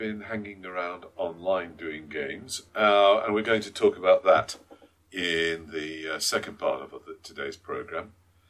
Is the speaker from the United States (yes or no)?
no; United Kingdom